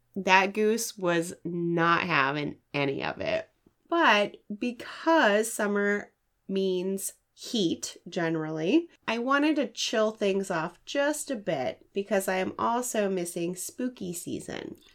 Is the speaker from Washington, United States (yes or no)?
yes; Washington, United States; my home state of Washington